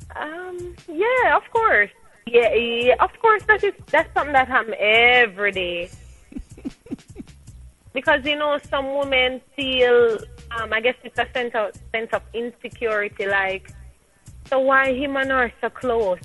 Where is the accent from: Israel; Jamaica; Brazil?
Jamaica; so I'm a Jamaican. I embrace my nationality.